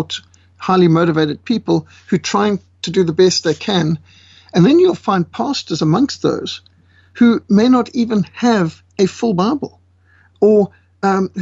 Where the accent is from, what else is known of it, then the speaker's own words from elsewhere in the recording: Zimbabwe; also born or lived in Cape Town, South Africa; now in South Africa; I was born in South Africa in Cape Town. I was raised in Rhodesia.